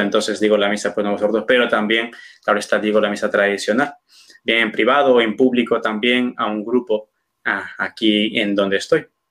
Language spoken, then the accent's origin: Spanish; Peru; moved away as an adult; also born or lived in Toledo, Spain; now in Cuenca, Spain; soy de, de Perú, pero ejerzo mi sacerdocio automáticamente mm, desde que fui ordenado eh, en España